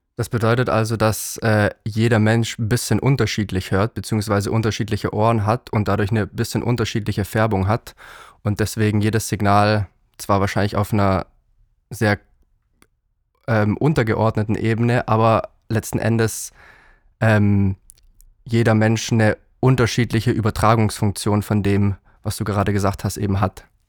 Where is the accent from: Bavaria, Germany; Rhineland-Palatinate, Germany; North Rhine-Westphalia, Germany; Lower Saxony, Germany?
Bavaria, Germany; Allgäu; now in Berlin, Germany; ich bin ja aus dem Allgäu